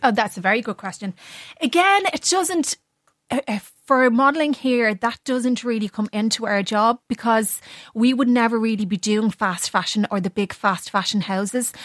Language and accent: English; Ireland; being an Irish model